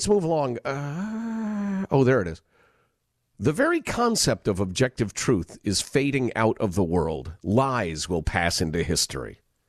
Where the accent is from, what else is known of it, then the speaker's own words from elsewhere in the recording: Portland, United States; now in abroad; There are way fewer crazies running around in the streets here, and I'm from Portland.